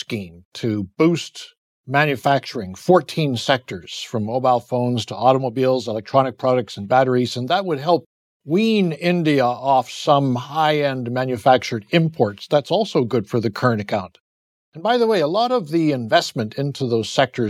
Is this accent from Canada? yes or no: yes; Canada; As a Canadian